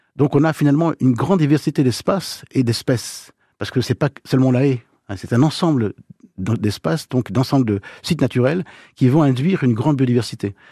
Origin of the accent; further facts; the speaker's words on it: Manche, Normandy, France; Chez nous, dans la Manche